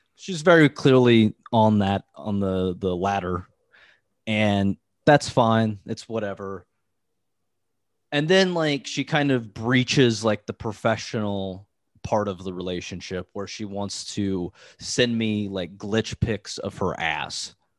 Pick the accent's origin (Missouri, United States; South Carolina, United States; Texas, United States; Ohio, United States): Ohio, United States; now in Cincinnati, United States; I grew up in Ohio where, like, um, the small town that I lived in was, like, super close to this hippie town